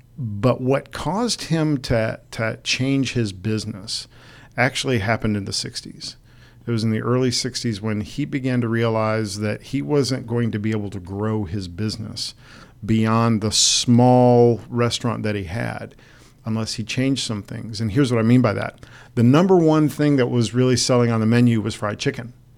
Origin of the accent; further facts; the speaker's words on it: Detroit, Michigan, United States; moved away; Detroit, my hometown